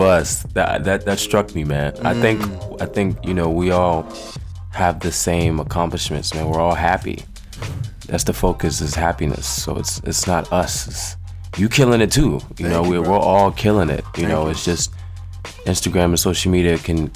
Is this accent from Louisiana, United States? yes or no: no; Washington, District of Columbia, United States; also born or lived in Oklahoma / Lubbock, Texas / Nigeria; I mainly grew up in D.C., like from age 6 on up